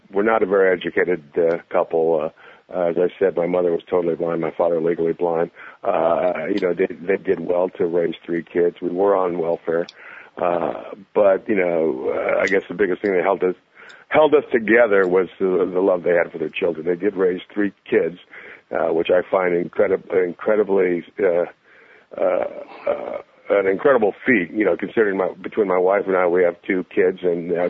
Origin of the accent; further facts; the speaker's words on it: San Jose, California, United States; I'm, I'm from San Jose, so I'm about 20 miles down the road